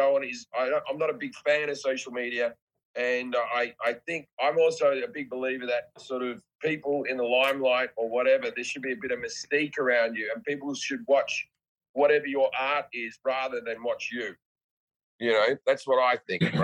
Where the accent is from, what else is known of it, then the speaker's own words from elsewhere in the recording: Australia; I'm just Australian